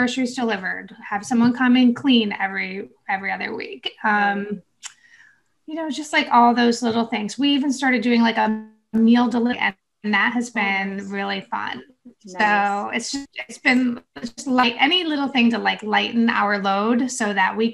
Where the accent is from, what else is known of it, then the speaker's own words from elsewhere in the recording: New York, United States; now in North Carolina, United States; I'm from New York, so I'm used to all the snow